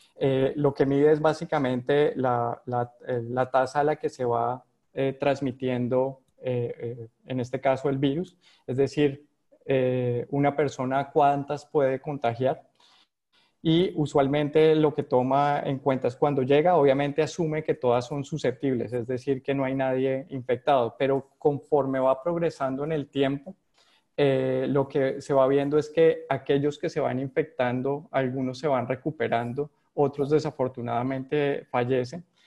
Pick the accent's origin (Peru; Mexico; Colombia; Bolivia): Colombia; accent: Colombian; moved away as an adult; now in Panama; yo nací en Colombia, como se ha notado ahí por mi, por mi acento